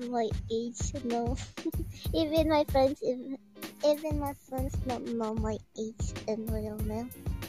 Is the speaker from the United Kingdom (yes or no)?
no; Philippines; English is a second language; I'm from Philippines.